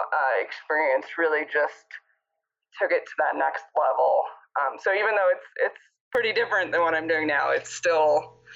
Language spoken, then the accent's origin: English; Tucson, Arizona, United States; now in Cortez, United States; So I am originally from Tucson.